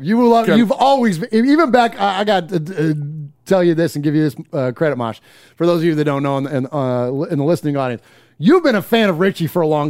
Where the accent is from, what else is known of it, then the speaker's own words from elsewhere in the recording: California, United States; now in Nashville, United States; We live in Central Time. We're all from California originally, but now we all live here outside of Nashville.